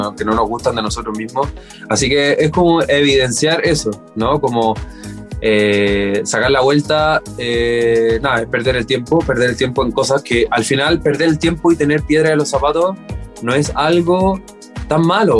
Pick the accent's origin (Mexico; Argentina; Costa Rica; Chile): Chile; en mi país, en Chile